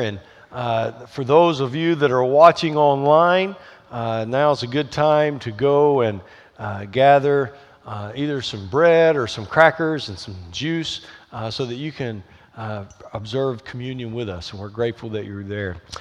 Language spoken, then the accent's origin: English; the South, United States; accent: Southern twang; I grew up in the South, and I, my background is Southern Baptist